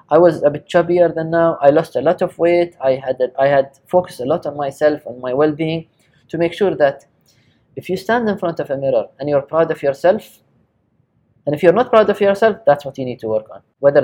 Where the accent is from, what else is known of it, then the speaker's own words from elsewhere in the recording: Japan; even though I was raised in Japan, we never eat with ate with a chopstick.